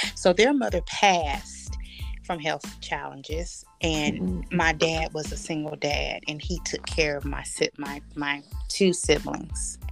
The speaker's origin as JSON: {"language": "English", "area": "Bridgeview", "region": "California", "country": "United States", "said": "I'm from Bridgeview, California"}